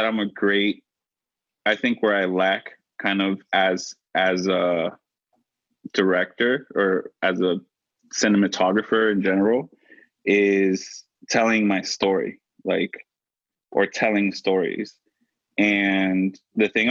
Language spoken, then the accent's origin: English; Florida, United States; now in Philadelphia, United States; I'm from Florida